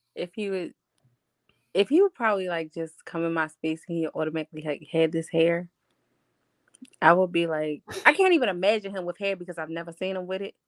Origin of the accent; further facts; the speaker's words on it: Baltimore, Maryland, United States; I'm from Baltimore